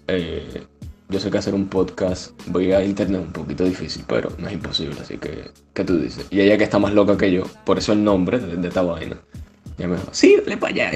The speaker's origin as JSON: {"language": "Spanish", "country": "Cuba", "moved": "yes", "said": "Yo soy de Cuba"}